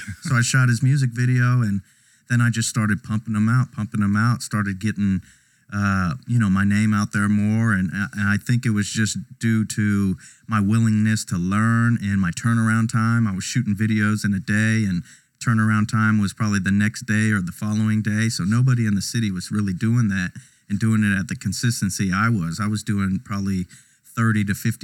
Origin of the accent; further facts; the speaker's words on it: Houston, Texas, United States; also born or lived in Laredo, Texas; when I was young, about 2 or 3, we moved to Houston.